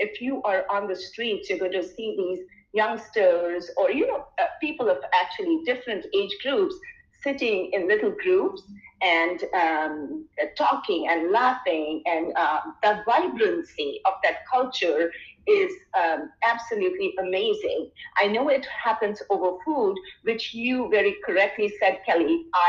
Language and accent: English; India; now in Michigan, United States; when I came in from India to the US, which is, I'm trying to think, I've spent most of my life in Michigan, of course.